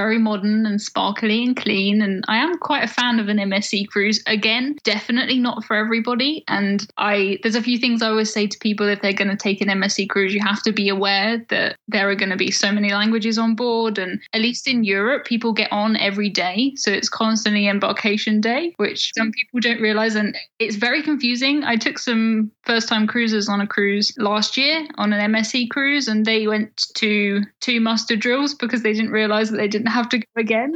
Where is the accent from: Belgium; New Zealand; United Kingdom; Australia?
United Kingdom; us from the UK